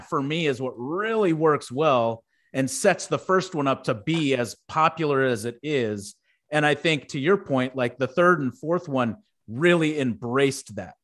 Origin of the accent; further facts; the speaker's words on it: Houston, Texas, United States; where I grew up in Houston, we had Astroworld